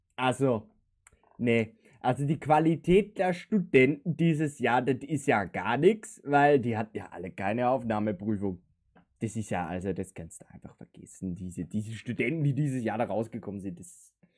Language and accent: German; Linz, Upper Austria, Austria; bei uns in Linz